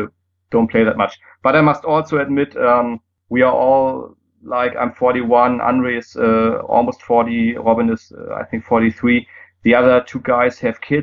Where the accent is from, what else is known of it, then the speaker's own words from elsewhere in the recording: Germany; first language German; English is a second language; it's easier for me in German because it's my native language